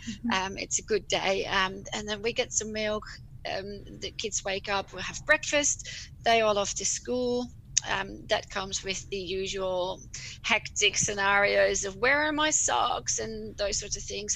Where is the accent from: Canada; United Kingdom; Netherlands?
Netherlands; English is a second language; moved away as an adult; now in Albany, Australia; I'm from the Netherlands originally, which you can maybe pick up from my yeah. accent.